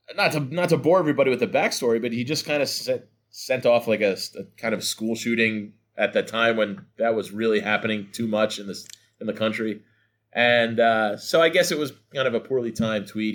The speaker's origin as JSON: {"language": "English", "region": "North New Jersey", "country": "United States", "said": "I'm from North New Jersey anyway, so I live about, uh, forty-five minutes outside New York"}